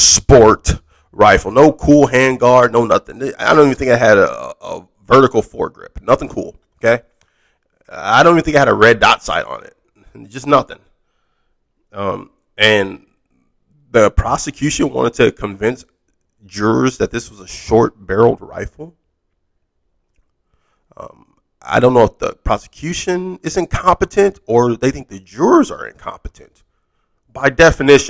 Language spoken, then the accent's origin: English; Wisconsin, United States; I'm from Wisconsin